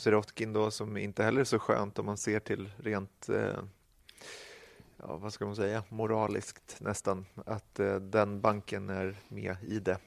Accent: Sweden; vi som svenskar

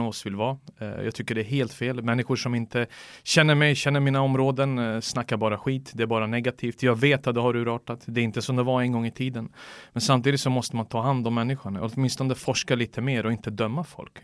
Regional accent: Sweden; jag är svensk

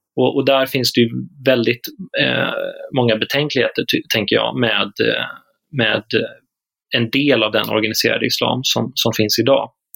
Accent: Småland, Sweden; Jag som smålänning

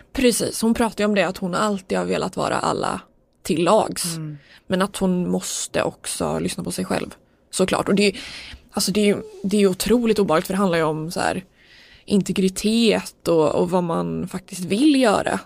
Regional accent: Sweden; som svensk

